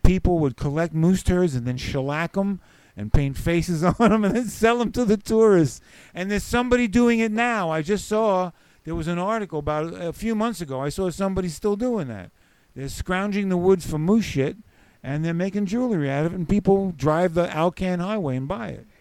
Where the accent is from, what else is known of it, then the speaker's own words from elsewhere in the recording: New York City, New York, United States; accent: New York; moved away; also born or lived in Eugene, Oregon / Alaska; I grew up in the Bronx